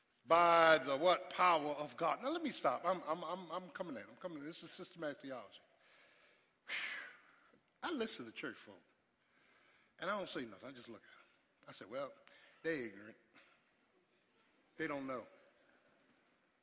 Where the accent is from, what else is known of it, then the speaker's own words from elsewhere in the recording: Philadelphia, Pennsylvania, United States; I grew up in South Philly with boys on the corner